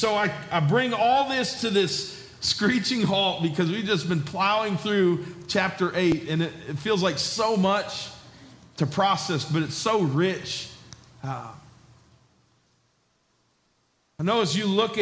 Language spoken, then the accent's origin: English; New York, United States; also born or lived in Georgia; I was a southern boy from Georgia, even though I grew up in New York.